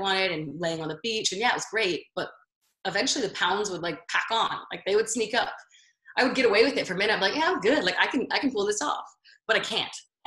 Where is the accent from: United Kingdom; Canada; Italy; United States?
United States; Baltimore, Maryland; now in Las Vegas, United States; I'm originally from Baltimore, but I live in Las Vegas now